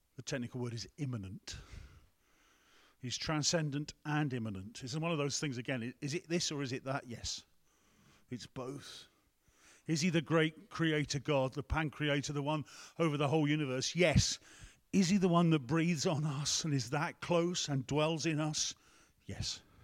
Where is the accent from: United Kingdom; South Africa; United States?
United Kingdom; England; We're English here